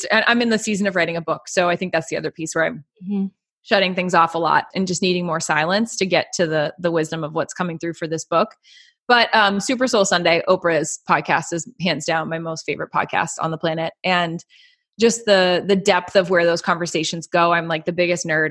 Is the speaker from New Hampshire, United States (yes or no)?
yes; Lake Winnipesaukee, New Hampshire, United States; I have a huge history of growing up on Lake Winnipesaukee